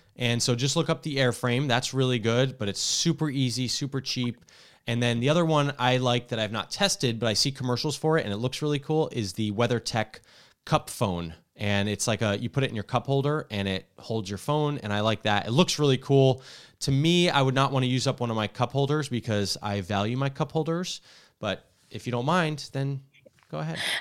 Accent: New Jersey, United States; also born or lived in Washington; now in California, United States; I grew up in Jersey where you can't pump your own gas

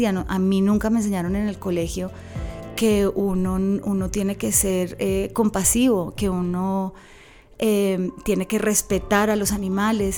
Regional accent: Bogotá, Colombia; moved away as an adult; yo me crié en Bogotá

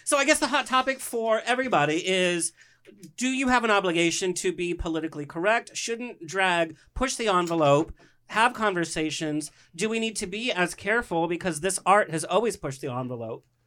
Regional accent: Orange County, California, United States; growing up in Orange County

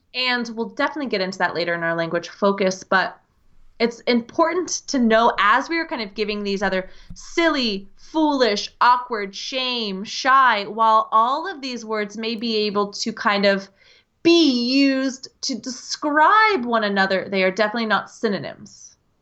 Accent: United States; accent: American English; the accent you hear is the American English accent. I'm coming to you from the U S

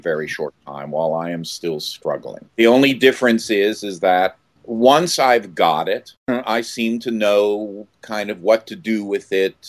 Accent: Philadelphia, Pennsylvania, United States; moved away as an adult; I grew up in Philadelphia. I grew up in Philadelphia, Center City, for the first, 7 or 8 years. And then my folks moved out to the suburbs

